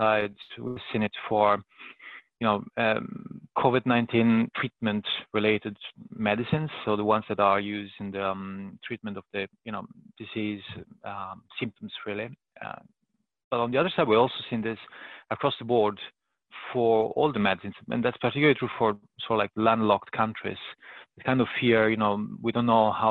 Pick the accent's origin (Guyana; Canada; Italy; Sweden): Italy; moved away as an adult; now in United Kingdom; I was born and raised in Italy, and I'm now based in the UK